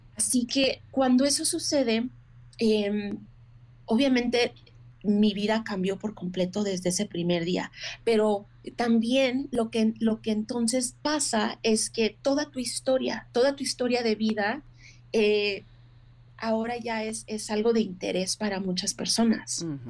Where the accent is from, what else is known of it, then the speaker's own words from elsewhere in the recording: Mexico; now in United States; como mujer mexicana